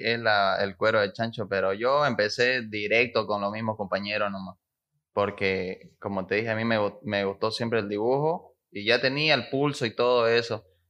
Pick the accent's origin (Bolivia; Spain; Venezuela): Bolivia; Santa Cruz de la Sierra, Santa Cruz; soy aquí de Santa Cruz